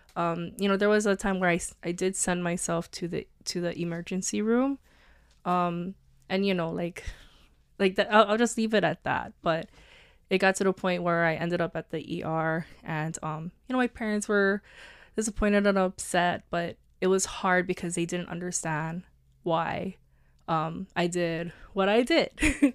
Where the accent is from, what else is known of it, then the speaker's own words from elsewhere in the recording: Honolulu, Hawaii, United States; also born or lived in Oregon; I went to Farrington High School. I'm from Kalihi